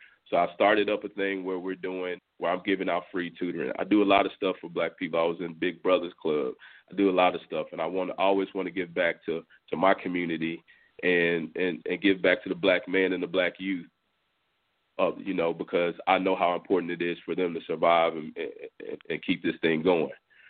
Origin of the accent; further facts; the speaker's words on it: Clearbrook, Texas, United States; I grew up in Clearbrook. I went to school in Friendswood.